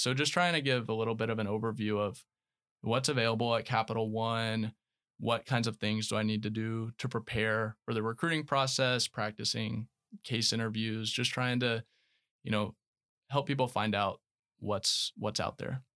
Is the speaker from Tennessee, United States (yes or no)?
yes; Knoxville, Tennessee, United States; moved away as an adult; also born or lived in Florida / Alabama; Born in Florida, I grew up in Knoxville, Tennessee